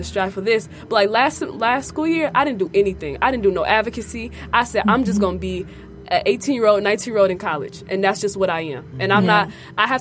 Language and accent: English; Detroit, Michigan, United States; I'm from Detroit